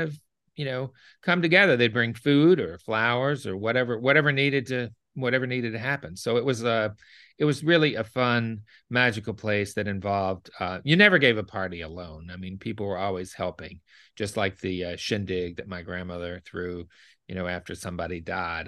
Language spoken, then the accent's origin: English; Memphis, Tennessee, United States; also born or lived in Osceola, Arkansas; now in New Orleans, United States; I grew up in, um, Memphis, Tennessee